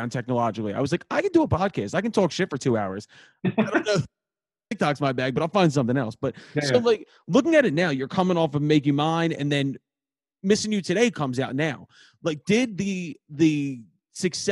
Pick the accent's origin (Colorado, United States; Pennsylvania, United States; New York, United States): Pennsylvania, United States; Philadelphia; I'm a dude from Northeast Philly